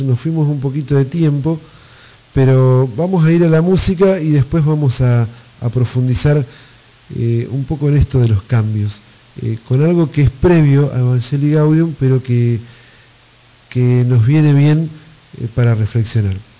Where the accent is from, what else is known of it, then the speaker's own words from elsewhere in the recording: Buenos Aires Province, Argentina; accent: bonaerense; yo desde, Argentina hablo como, como, este, como bonaerense, como argentino